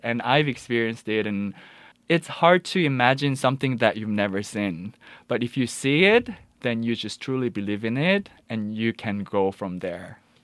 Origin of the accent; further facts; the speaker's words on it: Busan, South Korea; moved away; I'm from Busan originally, so my parents just brought me back to Busan